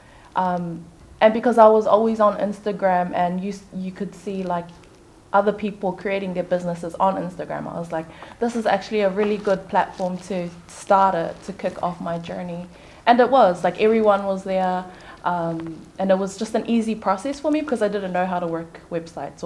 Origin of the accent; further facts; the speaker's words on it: Auckland, New Zealand; I come from a Tongan background, but I was born and raised here in New Zealand, Auckland.